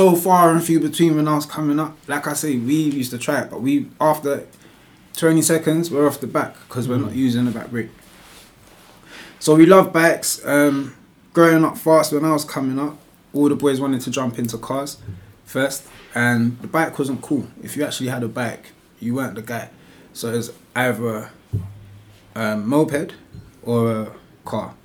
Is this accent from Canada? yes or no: no; London, United Kingdom; I was raised in Northwest London from a kid, so like Wembley, Harsden area.